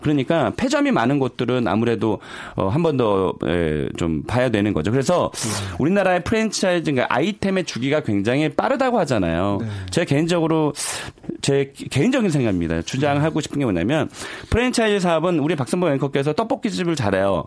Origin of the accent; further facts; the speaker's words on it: South Korea; 저도 한국 사람이지만